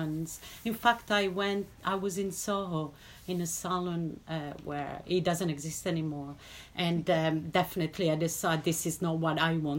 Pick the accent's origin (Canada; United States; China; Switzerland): Switzerland; English is a second language; moved away as an adult; now in London, United Kingdom; originally my parents are Italian, but I grew up in Switzerland